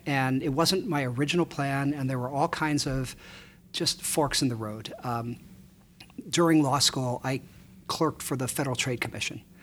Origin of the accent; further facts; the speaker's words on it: Chicago, Illinois, United States; moved away as an adult; also born or lived in Ann Arbor; I grew up in Chicago. Um, yep. I grew up on the north side, about a mile from Wrigley Field